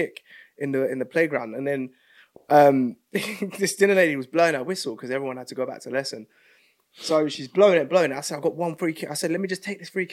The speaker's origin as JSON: {"language": "English", "region": "London", "country": "United Kingdom", "said": "I'm straight from South. Straight from South London"}